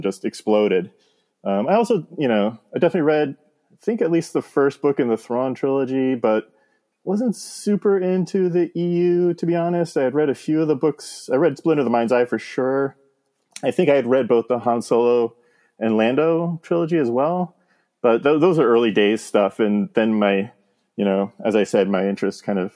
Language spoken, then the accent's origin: English; Jersey Shore, New Jersey, United States; moved away as an adult; also born or lived in Montana; I grew up in on the Jersey Shore